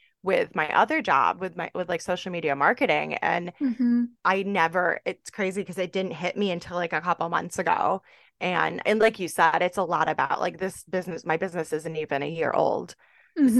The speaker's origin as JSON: {"language": "English", "town": "Jamestown", "region": "New York", "country": "United States", "tie": "born or raised there", "moved": "as an adult", "lives_now": "Tampa, United States", "said": "a boutique in my hometown, Jamestown, New York"}